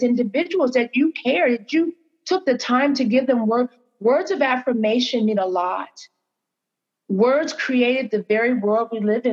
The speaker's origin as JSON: {"language": "English", "country": "United States", "said": "As an American"}